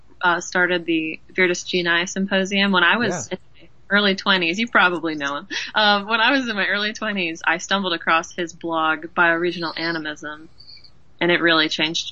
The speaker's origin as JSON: {"language": "English", "region": "New Jersey", "country": "United States", "said": "And it's funny because when I tell people I'm from New Jersey, they're like, oh, you don't seem like you're from New Jersey at all."}